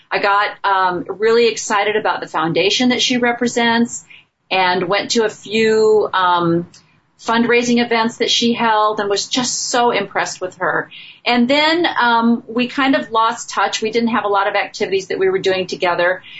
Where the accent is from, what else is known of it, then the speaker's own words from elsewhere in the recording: Midwest, United States; I grew up in the Midwest